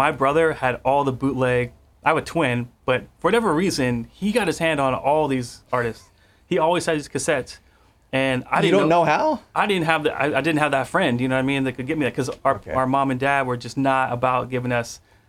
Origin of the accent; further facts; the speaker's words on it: Pittsburgh, Pennsylvania, United States; In Pittsburgh, Pennsylvania.